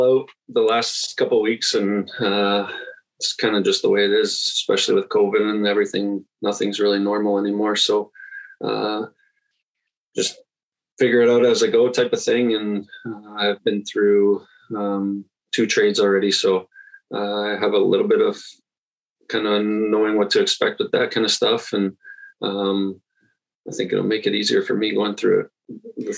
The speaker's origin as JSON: {"language": "English", "town": "Toronto", "region": "Ontario", "country": "Canada", "tie": "born or raised there", "also_born_or_lived": "St. Catharines, Ontario", "said": "I was born in Toronto, actually. Raised there till I was in grade 10. So grew up in Toronto"}